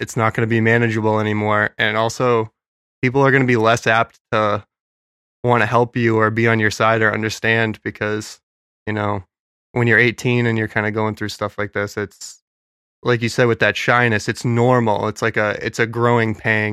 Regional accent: New Hampshire, United States; we're from New Hampshire

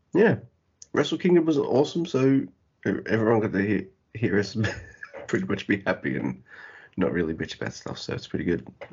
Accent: Australia; I'm Australian

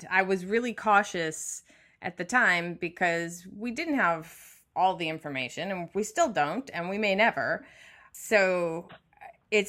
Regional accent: Midwest, United States; I grew up in the Midwest

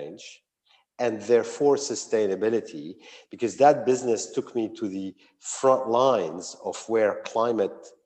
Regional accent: Lebanon; moved away as an adult; also born or lived in United States; I was born and bred in Lebanon, where I grew up accompanied for 9 years by a civil war

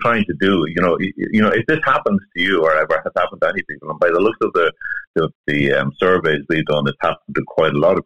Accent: Ireland; as Irish people, we're very social.

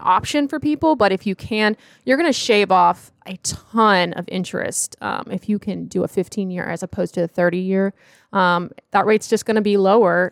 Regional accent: Charlotte, North Carolina, United States; I'm from the Charlotte area, studied at Clemson University

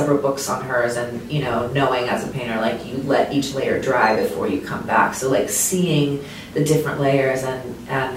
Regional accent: Anaheim, California, United States; growing up in Anaheim

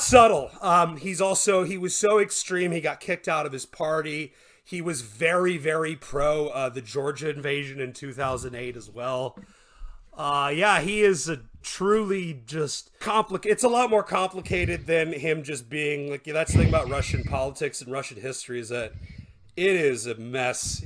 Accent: Canada; I'm from Canada

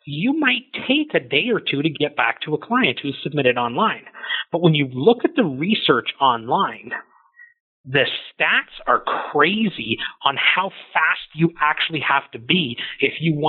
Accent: Canada; we all kind of feel like we're this Canadian kind

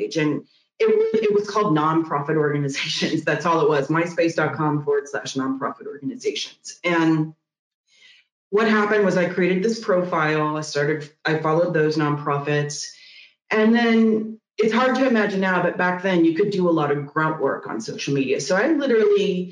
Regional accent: Missouri, United States; moved away as an adult; also born or lived in San Francisco; I'm moving back to Missouri. And I moved back to Missouri, my hometown

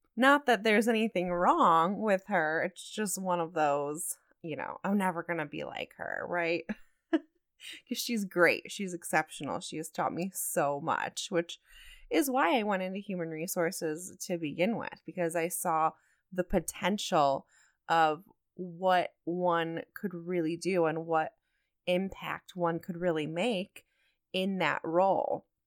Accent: Toledo, Ohio, United States; moved away as an adult; also born or lived in New Mexico; I was born and raised in Toledo, Ohio

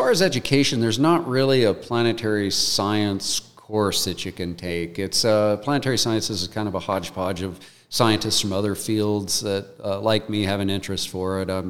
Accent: United States; like many you know, young boys growing up in America, I wanted to be an astronaut.

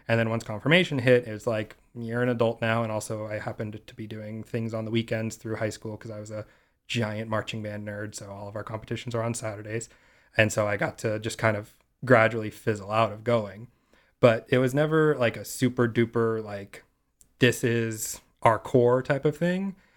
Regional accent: Simi Valley, California, United States; originally I'm from this tiny little town on the edge of L A and Ventura County called Simi Valley

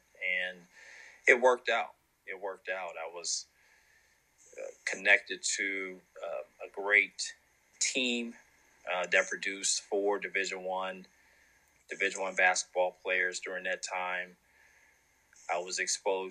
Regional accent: Los Angeles, California, United States; I was born and raised in South Central Los Angeles

